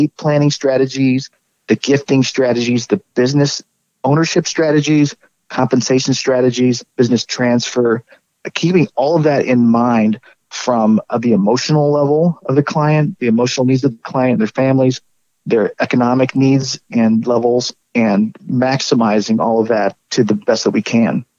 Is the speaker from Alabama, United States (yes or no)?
no; Oregon, United States; moved away as an adult; also born or lived in Midwest / Arizona; I grew up in Oregon, went to school in the Midwest, and lived in the southern Arizona central Arizona for quite a while too. But it's coming back to Oregon after about 20 years of being away